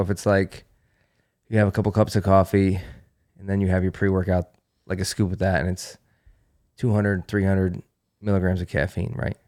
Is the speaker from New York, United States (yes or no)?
yes; Western New York, United States; moved away; I grew up in Western New York. I grew up in a snow belt.